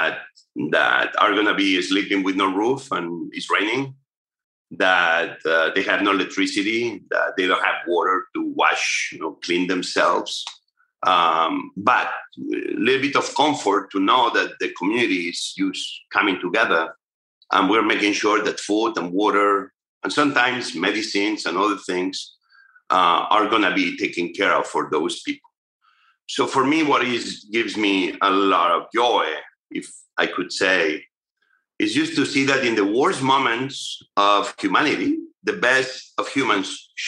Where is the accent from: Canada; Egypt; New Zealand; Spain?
Spain; near Barcelona, Catalonia; now in United States; my hometown near Barcelona, where I grew up